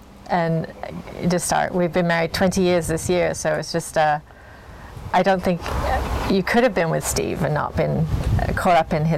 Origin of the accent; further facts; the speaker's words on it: England, United Kingdom; also born or lived in California; now in Oregon, United States; I grew up in England